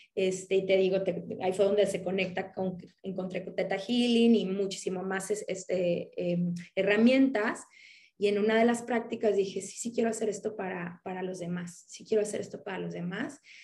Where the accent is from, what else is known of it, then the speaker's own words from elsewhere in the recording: Mexico; mexicana, tengo 37 años